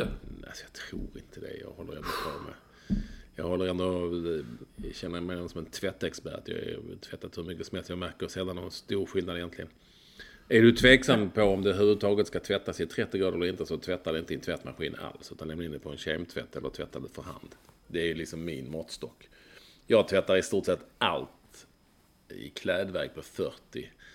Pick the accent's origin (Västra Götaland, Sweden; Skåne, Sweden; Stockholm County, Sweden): Skåne, Sweden; Malmö; när jag var liten på Lindängen.